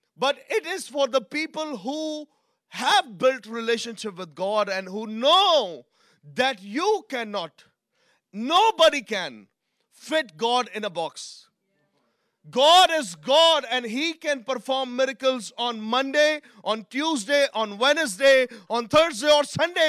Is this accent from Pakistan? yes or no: yes; Pakistan; I'm from Pakistan, I'm brought up in a different culture